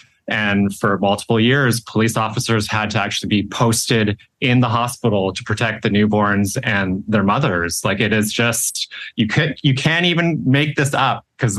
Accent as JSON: {"language": "English", "town": "Victoria", "region": "British Columbia", "country": "Canada", "tie": "born or raised there", "also_born_or_lived": "Edmonton", "said": "I grew up in Victoria after the book was published in 1980. And my family, both my parents were practicing Catholics and left the church before we moved to Victoria from Edmonton."}